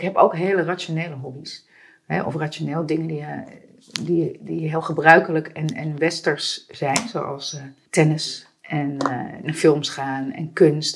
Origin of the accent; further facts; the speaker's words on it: Amsterdam, North Holland, Netherlands; ik ben ook geboren in de Watergraafsmeer en opgegroeid